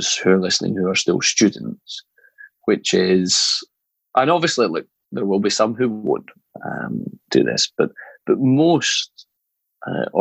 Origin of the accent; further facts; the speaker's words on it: Scotland, United Kingdom; moved away as an adult; also born or lived in North Carolina, United States; now in London, United Kingdom; growing up in Scotland